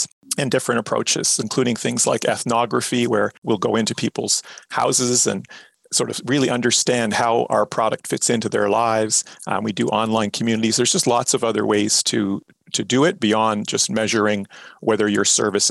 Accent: Canada; we're typically Canadian

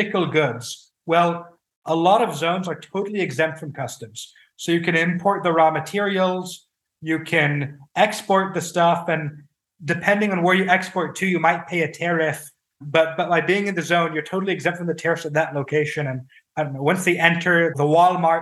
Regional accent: France; my home country, France

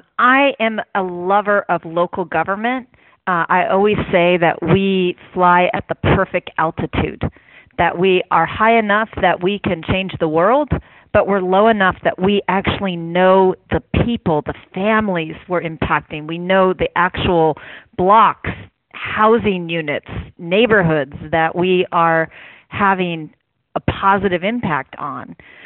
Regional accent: Oakland, California, United States; I'm born and raised in my city. I have just been madly in love with Oakland all my life.

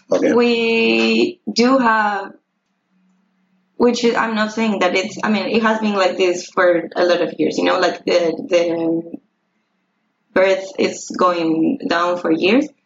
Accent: Uruguay; I'm from Uruguay.

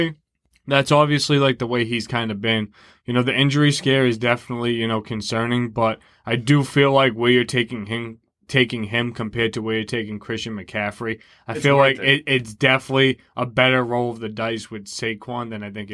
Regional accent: Boston, Massachusetts, United States; we're from Boston

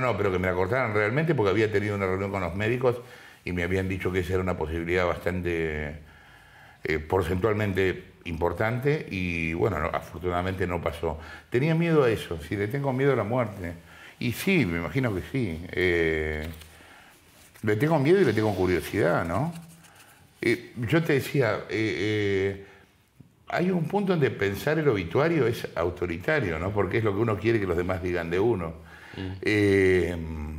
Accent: Sarandí, Buenos Aires Province, Argentina; Yo estoy acá y soy de Sarandí

